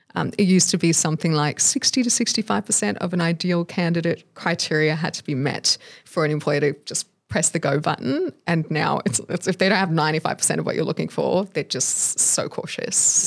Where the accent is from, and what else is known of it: Australia; born or raised there